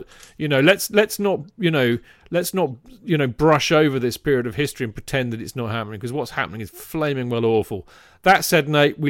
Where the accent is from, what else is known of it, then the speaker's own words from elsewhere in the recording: Torquay, South West England, United Kingdom; born there; I was born in Torquay, however, my entire family are from the Woolwich-Charlton area.